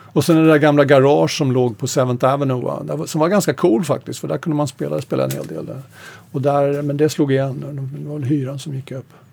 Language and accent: Swedish; Sweden; also born or lived in Stockholm / United States; jag var svensk